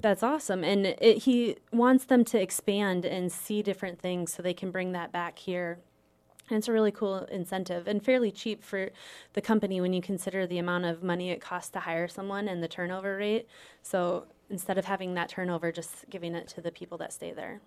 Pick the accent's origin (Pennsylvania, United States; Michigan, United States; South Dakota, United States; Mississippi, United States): South Dakota, United States; Arlington; moved away as an adult; also born or lived in Oklahoma; now in Sioux Falls, United States; I am originally from South Dakota